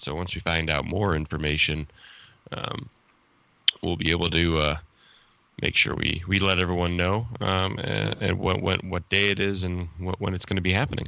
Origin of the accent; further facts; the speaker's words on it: United States; accent: American; my stupid American accent